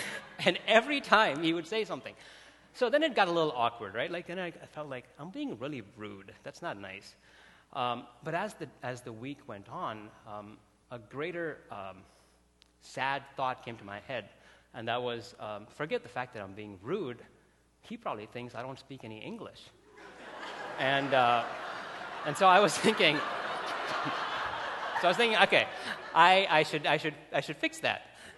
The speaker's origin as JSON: {"language": "English", "town": "Bangalore", "region": "Karnataka", "country": "India", "tie": "born or raised there", "lives_now": "Chicago, United States", "said": "I grew up in India, like in a city called Bangalore. It's exactly the other side of where Chicago is."}